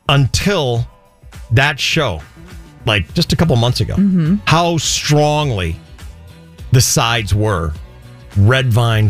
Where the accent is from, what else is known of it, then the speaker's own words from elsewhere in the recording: Illinois, United States; moved away; also born or lived in Colorado; When I was a kid growing up in Illinois